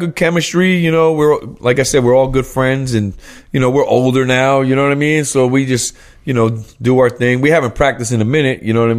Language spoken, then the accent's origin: English; New Jersey, United States; I let it be known I was a Jersey dude. {S4} Yeah. {S3} Because... I'm from New Jersey.